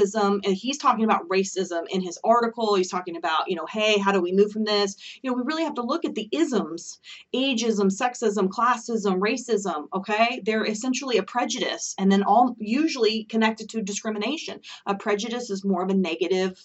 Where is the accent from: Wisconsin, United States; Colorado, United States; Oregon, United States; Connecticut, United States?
Oregon, United States; moved away; I'm originally from Oregon